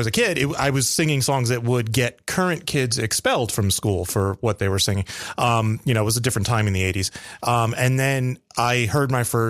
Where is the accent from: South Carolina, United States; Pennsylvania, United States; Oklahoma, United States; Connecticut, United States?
Connecticut, United States; moved away; I am from Connecticut originally.